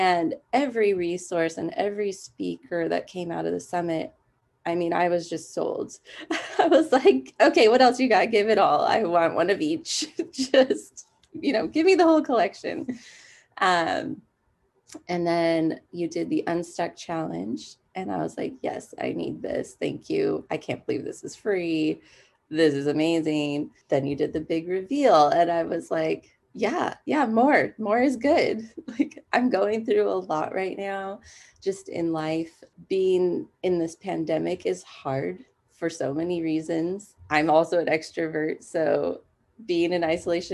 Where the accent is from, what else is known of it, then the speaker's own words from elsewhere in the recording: San Dimas, California, United States; I am from San Dimas, which is in Southern California